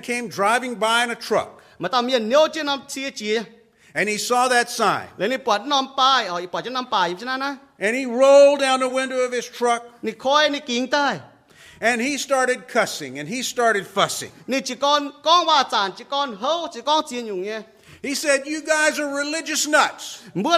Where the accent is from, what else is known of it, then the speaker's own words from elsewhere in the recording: Cajun country, Louisiana, United States; moved away; I grew up in Cajun country in Louisiana